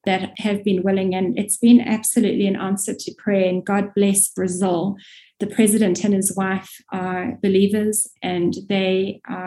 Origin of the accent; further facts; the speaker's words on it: South Africa; moved away; also born or lived in Middle East / North Africa; You can probably hear I'm South African by origin